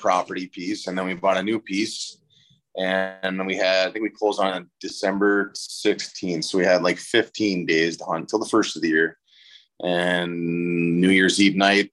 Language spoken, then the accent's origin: English; Minnesota, United States; we're a little tougher in Minnesota